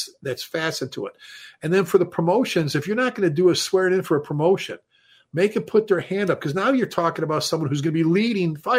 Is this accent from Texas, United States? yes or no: yes; Texas, United States; we're from Texas